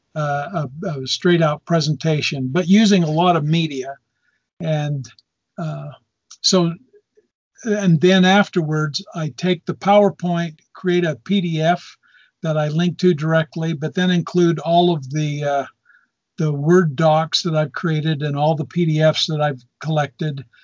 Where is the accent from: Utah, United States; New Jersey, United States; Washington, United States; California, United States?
Utah, United States; Lewiston; I grew up in Cache Valley, up in Lewiston